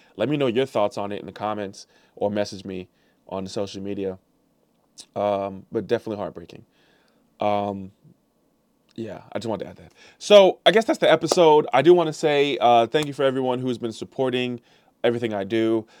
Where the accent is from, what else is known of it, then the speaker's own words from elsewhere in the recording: St. Louis, Missouri, United States; I am a Missouri guy. I'm from Saint Louis.